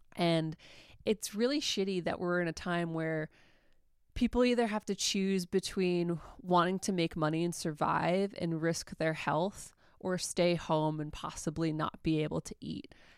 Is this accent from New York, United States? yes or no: yes; New York, United States; moved away; I'm from New York. My whole family is back in New York.